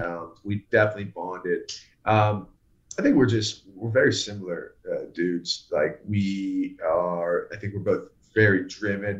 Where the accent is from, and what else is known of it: the South, United States; born or raised there; accent: muddled; also born or lived in Pittsburgh, Pennsylvania